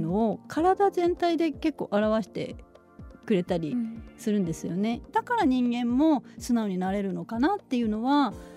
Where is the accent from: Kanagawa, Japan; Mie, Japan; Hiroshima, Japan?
Kanagawa, Japan; Kawasaki; also born or lived in Tokyo; now in Chiba, Japan; 私はですね神奈川県の川崎市の本当に住宅街で生まれ育って